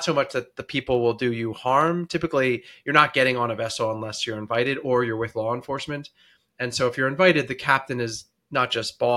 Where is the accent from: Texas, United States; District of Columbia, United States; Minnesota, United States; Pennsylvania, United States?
District of Columbia, United States; Washington; I'm originally from Washington, D.C., and that's where I live now